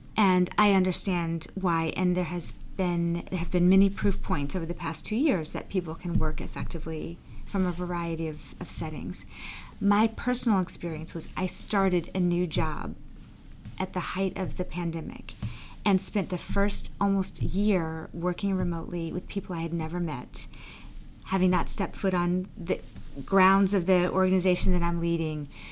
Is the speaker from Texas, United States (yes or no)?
yes; Texas, United States; also born or lived in Bermuda; I ended up being raised by my mother, black woman, and my stepfather, Jewish white man, in the South in in Texas.